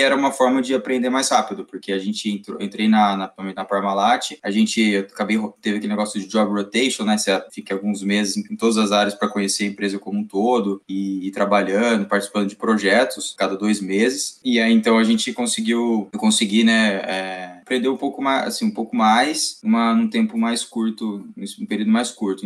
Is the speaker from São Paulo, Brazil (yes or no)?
yes; Campinas, São Paulo, Brazil; sou de Campinas, me formei aqui em Campinas